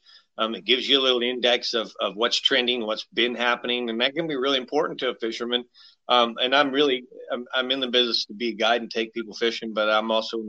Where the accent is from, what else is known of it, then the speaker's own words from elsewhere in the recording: West Coast, United States; now in Texas, United States; I grew up on the West Coast